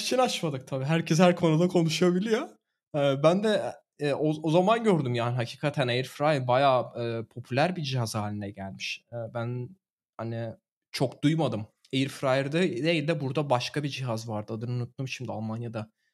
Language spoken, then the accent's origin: Turkish; Turkey; now in Germany